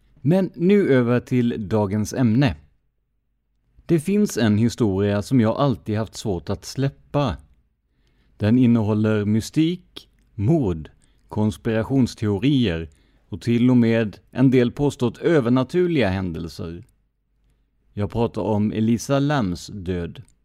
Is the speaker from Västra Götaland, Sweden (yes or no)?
no; Karlskrona, Blekinge, Sweden; min hemstad Karlskrona